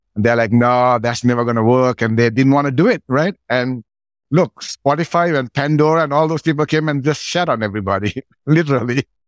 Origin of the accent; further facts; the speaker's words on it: Sri Lanka; moved away; I grew up in Sri Lanka, pretty poor with my grandma